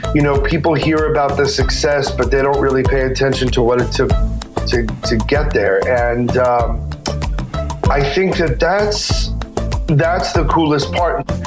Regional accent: Houston, Texas, United States; Houston is my hometown

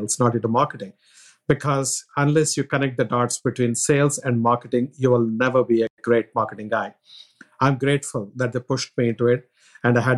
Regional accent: India; moved away; As to my background, I'm from India

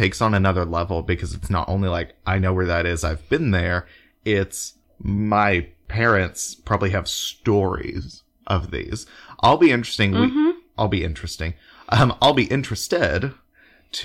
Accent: Oklahoma City, Oklahoma, United States; I grew up in Oklahoma City Metro and have always lived, you know, in suburbs or cities.

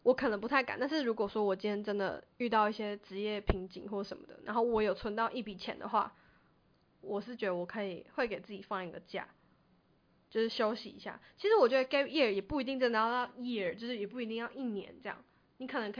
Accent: Taiwan; 我觉得台我们台湾人，我这样是不是太现实？

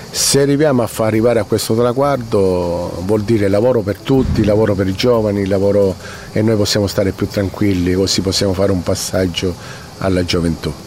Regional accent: Sicily, Italy; come siciliano

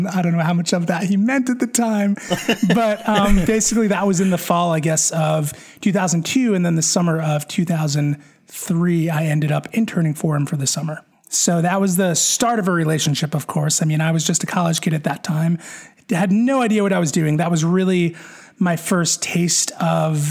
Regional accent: northern New Jersey, United States; I grew up right outside of Manhattan in northern New Jersey

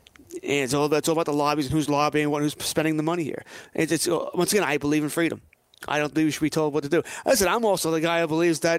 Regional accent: United States; being an American

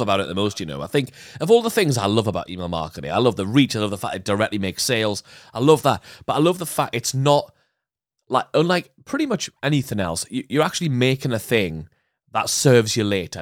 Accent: United Kingdom; us being British

